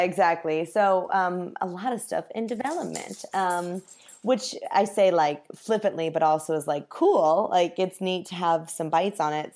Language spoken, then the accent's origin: English; Indianapolis, Indiana, United States; now in Los Angeles, United States; Indianapolis, my hometown